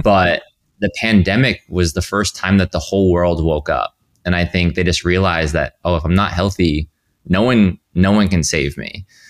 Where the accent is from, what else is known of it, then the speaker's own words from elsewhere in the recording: Rhode Island, United States; moved away; I grew up in Rhode Island.